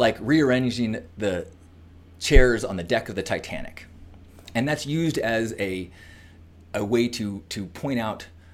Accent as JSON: {"language": "English", "country": "United States", "said": "as an American"}